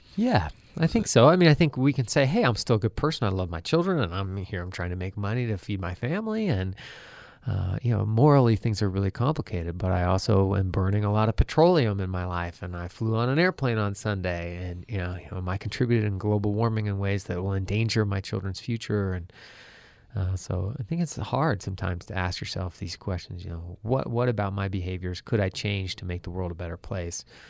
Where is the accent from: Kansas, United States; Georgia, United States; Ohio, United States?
Ohio, United States; moved away as an adult; also born or lived in Maine; now in Boise, United States; I grew up in Ohio